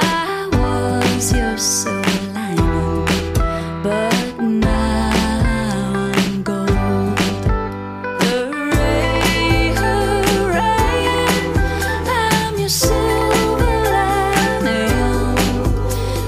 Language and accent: English; California, United States; moved away as an adult; now in Seattle, United States; Having grown up in California is becoming more important to me in recent years after being here in Seattle for 13 years.